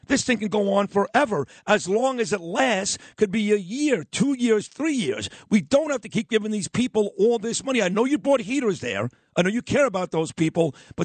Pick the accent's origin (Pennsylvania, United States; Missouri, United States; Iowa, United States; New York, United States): New York, United States; New York City; I'm from Brooklyn.